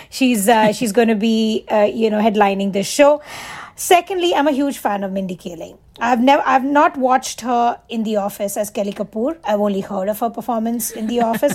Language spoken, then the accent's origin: English; Mumbai, Maharashtra, India; moved away as an adult; I wasn't raised in the US. I was, like I said, I was raised in Mumbai